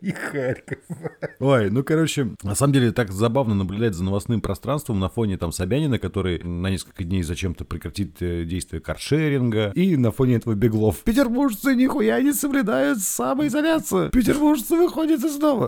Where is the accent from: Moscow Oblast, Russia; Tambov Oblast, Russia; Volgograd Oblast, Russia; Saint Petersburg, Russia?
Saint Petersburg, Russia; мы петербуржцы